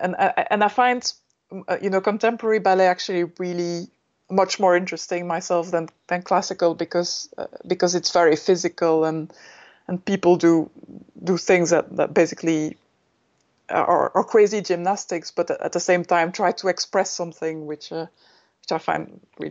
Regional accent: Belgium; also born or lived in Germany; Yes, I'm Belgian. I was born in Germany, but I'm technically Belgian, yes.

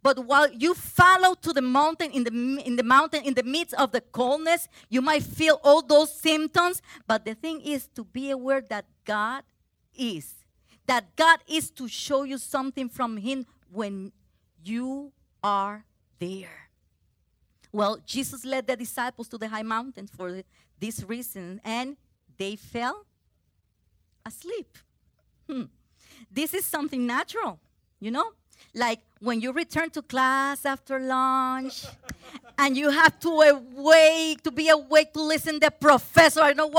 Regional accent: Puerto Rico; English is a second language; I came from Puerto Rico. Woohoo! And I could not speak English well.

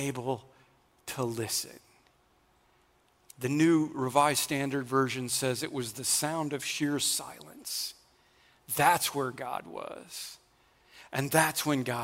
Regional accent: Oklahoma, United States; I'm from Oklahoma. That Twister movie was made about the area that I grew up

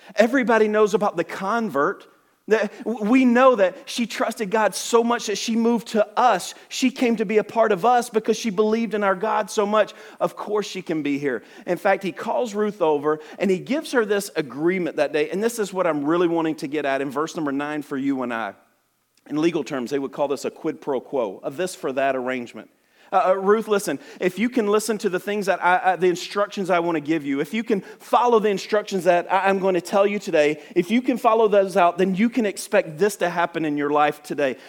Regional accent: Alabama, United States; I talk super fast, and I am from Alabama.

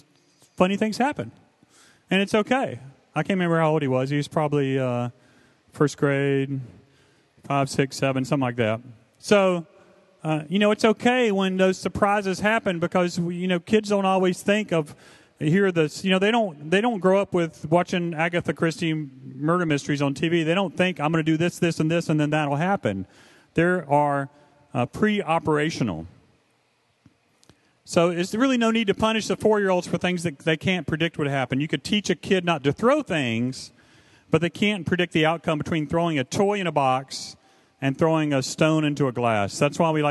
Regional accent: the South, United States; I was raised in the South

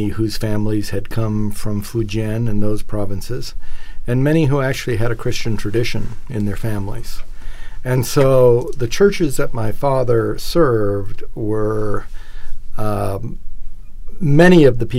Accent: Singapore; born there; also born or lived in Malaysia; So I was born in Singapore the year that they arrived in Singapore

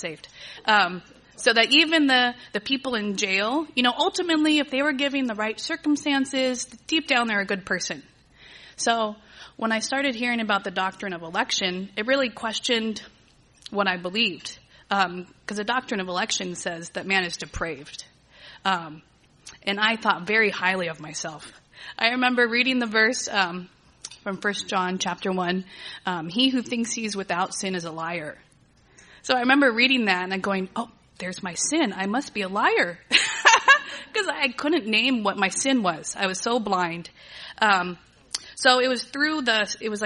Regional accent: Agua Dulce, California, United States; also born or lived in Torrance, California; I was born and raised here in Southern California. I was born in Torrance. My family moved up to Agua Dulce when I was in second grade

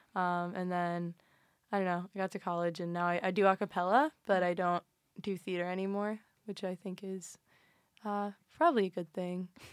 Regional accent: Cincinnati, Ohio, United States; moved away; I'm from Cincinnati, so Ohio all the way

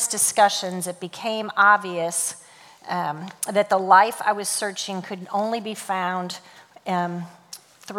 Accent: St. Louis, Missouri, United States; I was born and raised in St. Louis, Missouri

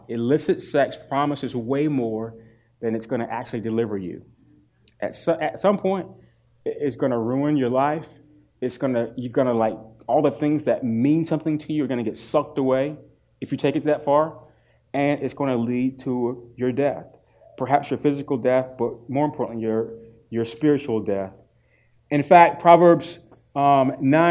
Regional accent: Durham, North Carolina, United States; I grew up in Durham, North Carolina, Smoking Central, Leggett and Myers

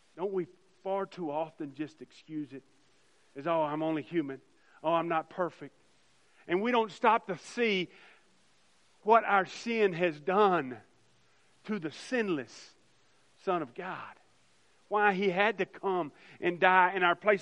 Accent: United States; as American Christians

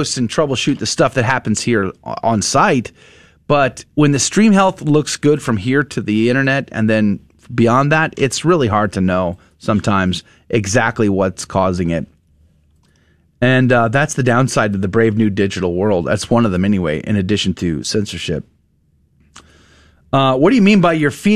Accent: San Antonio, Texas, United States; As a kid, you know, growing up in San Antonio, I used to take the city bus all the time to and from school

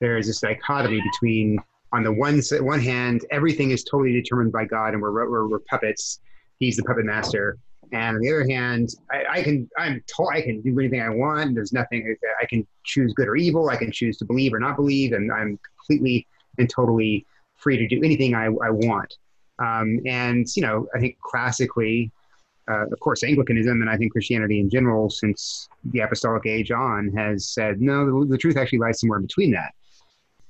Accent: South Texas, United States; moved away as an adult; now in Binghamton, New York, United States; I'm from South Texas where you go anywhere, you have air conditioning everywhere.

